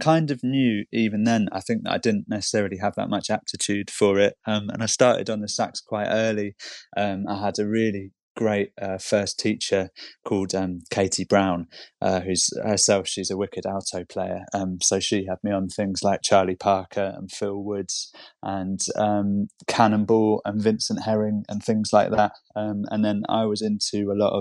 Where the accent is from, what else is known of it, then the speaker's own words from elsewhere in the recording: London, United Kingdom; also born or lived in Camberwell, London; I'm from Hammersmith, and I live in Camberwell now.